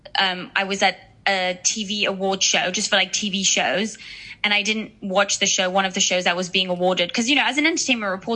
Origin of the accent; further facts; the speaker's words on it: Switzerland; moved away as an adult; also born or lived in United Kingdom; now in Los Angeles, United States; I was born in Switzerland, but I'm actually English. Like I was born with an English passport. I got my Swiss citizenship when I was, I think, 19 or 20. So I grew up in a very small town